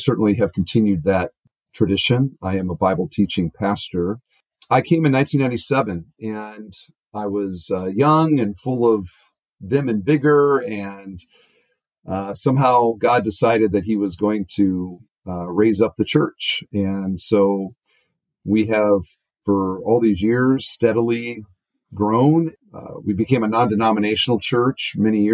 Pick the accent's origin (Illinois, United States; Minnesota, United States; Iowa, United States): Iowa, United States; Cedar Falls; also born or lived in Northwest Indiana; now in Indiana, United States; I grew up in Cedar Falls, Iowa